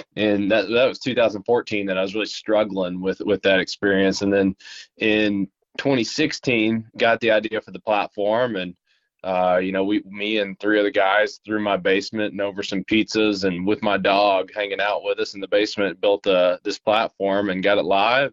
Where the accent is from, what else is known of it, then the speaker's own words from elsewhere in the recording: Middlesboro, Kentucky, United States; also born or lived in Tennessee; I'm from Appalachia in Middlesboro, Kentucky, born in uh, eastern Kentucky and grew up there and uh, lived there for 18 years.